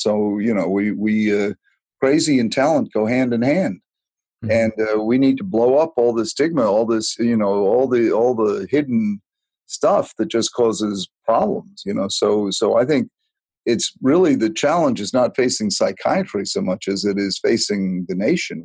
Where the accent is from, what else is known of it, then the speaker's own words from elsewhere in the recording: Chatham, Massachusetts, United States; she came back and lived out her life on Cape Cod and Chatham, where the rest of my family was, which I consider my hometown.